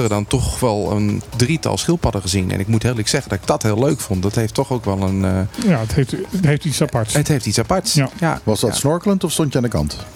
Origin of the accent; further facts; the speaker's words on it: Amersfoort, Utrecht, Netherlands; ik kom uit Amersfoort.